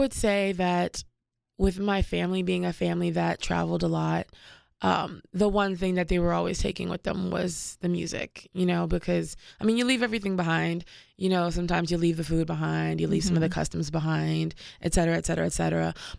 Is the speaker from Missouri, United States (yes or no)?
no; Washington, District of Columbia, United States; also born or lived in Paris, France; But I was born in Paris, France. And I grew up in Washington, D.C. Because my dad was ambassador of Cameroon.